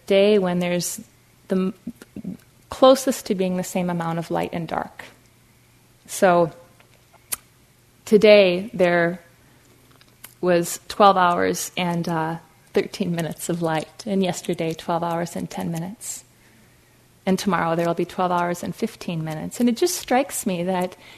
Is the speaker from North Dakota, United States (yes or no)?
yes; Fargo, North Dakota, United States; I grew up in Fargo, North Dakota, like the movie